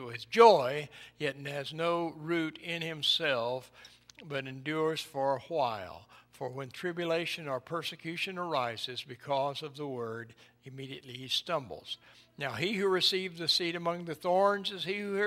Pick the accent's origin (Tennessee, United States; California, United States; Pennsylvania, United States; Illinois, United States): Tennessee, United States; East; When I was a boy growing up in East Tennessee